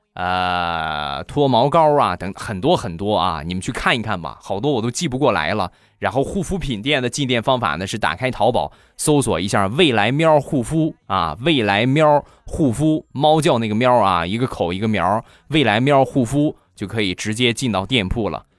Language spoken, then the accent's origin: Chinese; Rizhao, Shandong, China; 我们家乡的特产日照绿茶